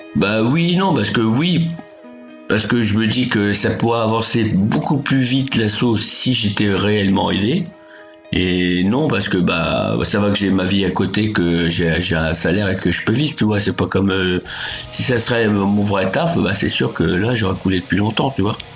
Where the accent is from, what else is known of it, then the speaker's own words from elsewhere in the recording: Berry, Centre-Val de Loire, France; je suis d'origine du Berry, dans, dans la centre de la France, donc vers Bourges, saint Châteauroux, tout ça, l'Issoudun